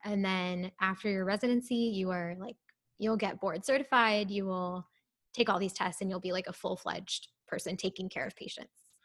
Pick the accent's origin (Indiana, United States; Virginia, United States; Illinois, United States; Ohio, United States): Ohio, United States; moved away as an adult; also born or lived in India / Waco, Texas; now in Houston, United States; I'm actually originally from Ohio, so my family lives there